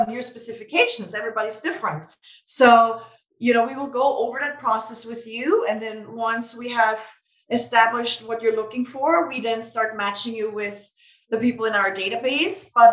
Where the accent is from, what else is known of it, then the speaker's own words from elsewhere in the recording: Vienna, Austria; now in United States; I'm originally from Vienna, Austria